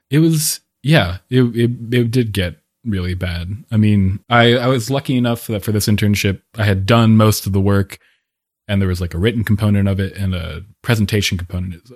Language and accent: English; Pennsylvania, United States; also born or lived in Paris; now in Bellevue, United States; I am originally from Pennsylvania. I've moved around quite a bit since, uh, growing up there